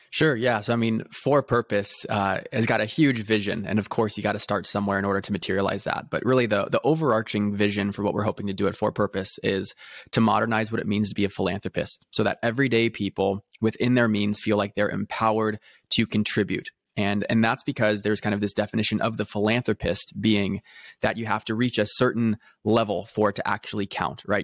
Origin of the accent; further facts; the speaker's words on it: Newport Beach, California, United States; I grew up in a very affluent background, um, in Newport Beach, California